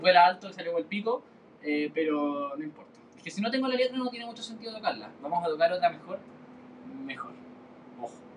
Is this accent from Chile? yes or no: yes; Chile; soy de Chile, eh, por eso hay bastantes carabatos, porque en Chile no hablamos español, hablamos chileno